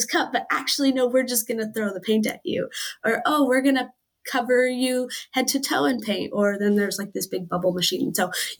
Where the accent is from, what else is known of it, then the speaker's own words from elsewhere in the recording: East Wenatchee, Washington, United States; I'm from East Wenatchee